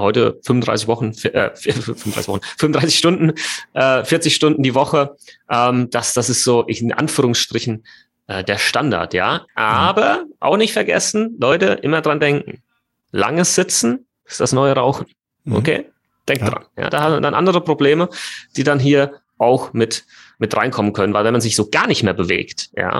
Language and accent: German; Germany; bei uns in Deutschland